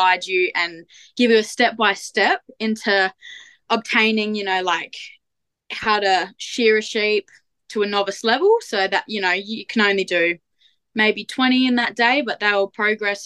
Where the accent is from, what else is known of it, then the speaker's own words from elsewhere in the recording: central Midlands area, near Geraldton, Western Australia, Australia; also born or lived in Wheatbelt, Western Australia; I was born and bred in Perindry, which is in the central Midlands area, so closer to Geraldton than where I currently am now